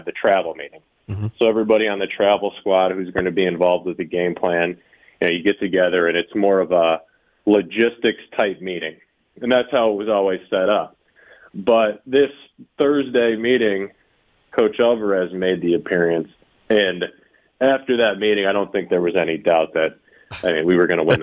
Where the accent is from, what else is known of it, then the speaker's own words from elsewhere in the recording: Ohio, United States; moved away; I grew up in Ohio